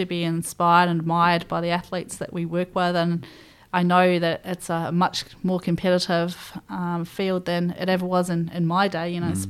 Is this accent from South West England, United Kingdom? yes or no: no; Scotland, United Kingdom; also born or lived in England; that upbringing with mum and dad very much instilling that I was from Scotland but born in England rang true all the way to me choosing Scotland as my nation to compete for.